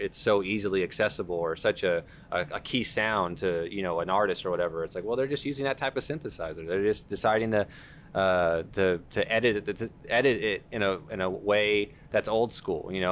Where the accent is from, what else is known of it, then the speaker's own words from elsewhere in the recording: Duncanville, Texas, United States; growing up in Dunganville